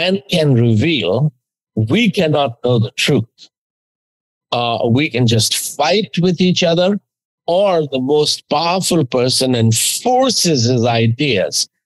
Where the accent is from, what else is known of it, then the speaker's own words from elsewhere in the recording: India; as an Indian teenager, I was already become 20 by then